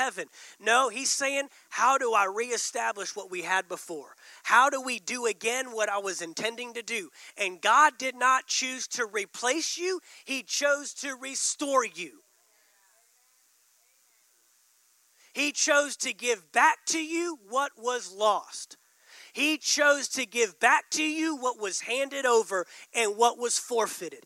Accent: Texas, United States; being from Texas

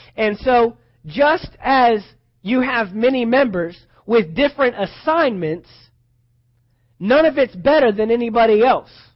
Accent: Texas, United States; I'm from Texas.

